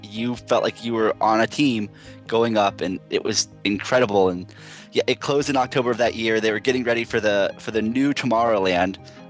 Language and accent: English; Florida, United States; when I grew up in Florida